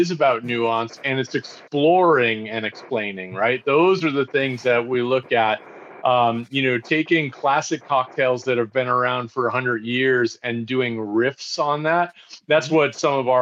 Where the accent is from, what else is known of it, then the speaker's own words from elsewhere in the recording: just outside of Boston, Massachusetts, United States; now in Pennsylvania, United States; I grew up just outside of Boston